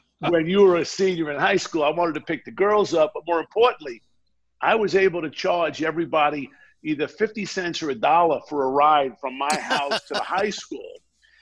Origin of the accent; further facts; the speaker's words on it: Baldwin, New York, United States; also born or lived in Brooklyn, New York; now in Pacific Palisades, United States; I was born in Brooklyn, New York. I was raised in Baldwin, Strong Island